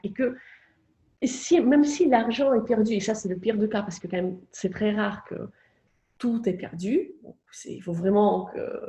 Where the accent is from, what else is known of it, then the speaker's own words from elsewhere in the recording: Moscow, Russia; moved away; J'ai grandi à Moscou